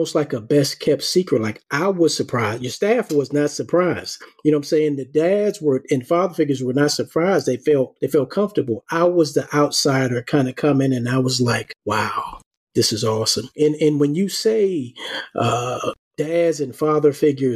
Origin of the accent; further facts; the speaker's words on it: New York City, New York, United States; I grew up in Harlem, and I was probably about 8 years old